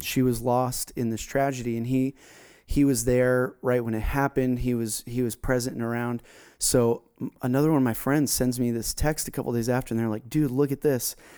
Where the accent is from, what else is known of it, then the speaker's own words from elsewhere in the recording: South Florida, United States; We grew up together down in South Florida